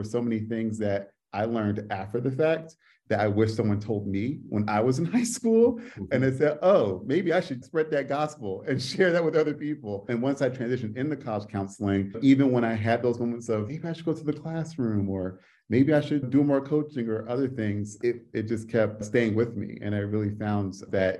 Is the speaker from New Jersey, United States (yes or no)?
yes; New Jersey, United States; now in Washington, D.C., United States; I'm originally from Jersey